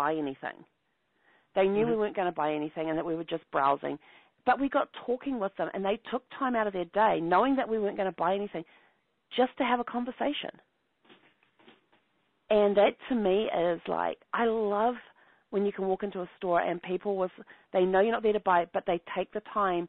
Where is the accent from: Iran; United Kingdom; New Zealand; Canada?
New Zealand; accent: Kiwi; moved away; I'm from New Zealand.